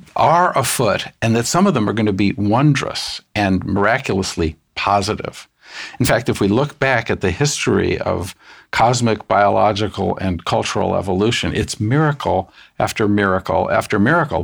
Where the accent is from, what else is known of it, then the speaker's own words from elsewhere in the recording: United States; I'm an American